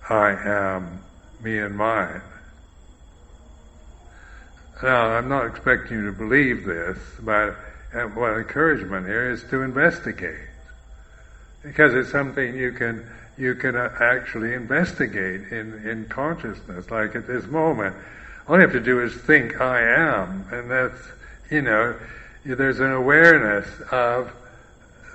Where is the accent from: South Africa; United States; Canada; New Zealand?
United States; I am American, I am a bhikkhu